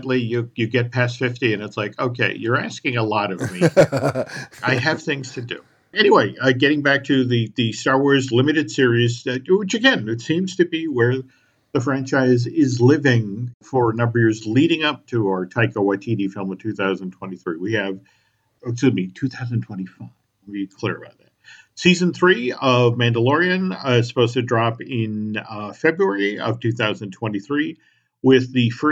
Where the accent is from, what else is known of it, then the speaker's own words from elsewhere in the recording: Massachusetts, United States; I'm from New England. You know, I grew up in Massachusetts